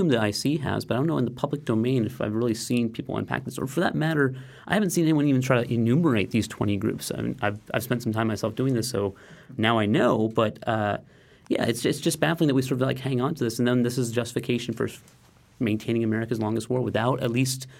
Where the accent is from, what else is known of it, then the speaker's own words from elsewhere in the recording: United States; as an American